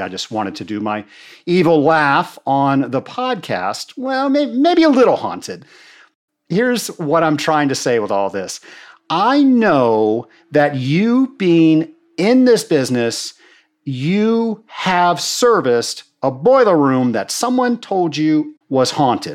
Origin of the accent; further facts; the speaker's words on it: Richmond, Virginia, United States; I was raised in Richmond, Virginia